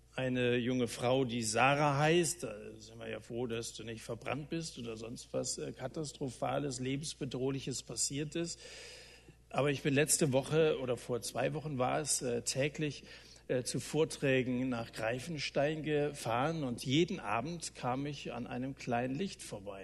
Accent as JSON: {"language": "German", "country": "Germany", "said": "bei uns in Deutschland"}